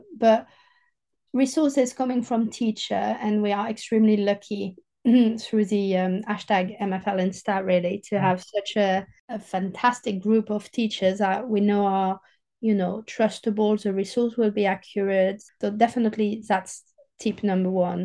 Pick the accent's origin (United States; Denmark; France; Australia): France; southern France; accent: French southerner; English is a second language; moved away; I'm a proper French southerner with my accent and my, you know, I say chocolatine